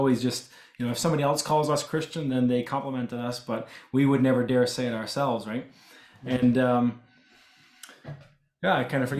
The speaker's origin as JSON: {"language": "English", "country": "Canada", "tie": "born or raised there", "first_language": "English", "said": "I myself grew up speaking almost entirely English because I was born and raised in Canada, but I could understand and speak Low German if I had"}